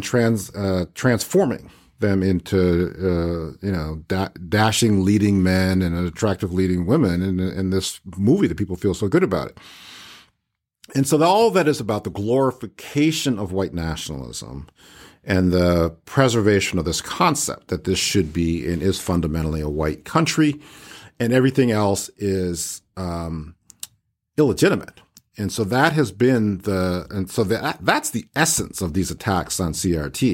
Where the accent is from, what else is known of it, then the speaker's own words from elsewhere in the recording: Cleveland Heights, Ohio, United States; I grew up in Cleveland Heights, Ohio